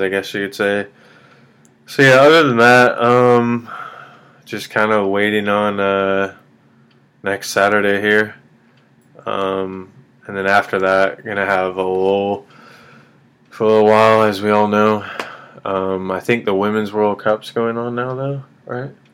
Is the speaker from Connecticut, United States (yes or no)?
no; Kansas City, Missouri, United States; I'm from Kansas City